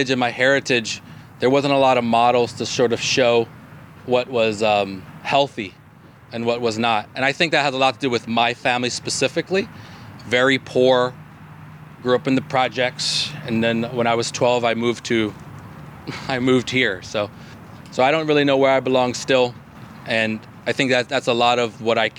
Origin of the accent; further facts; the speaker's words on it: New York City, New York, United States; moved away; I grew up in Brooklyn in the projects. I was born in the projects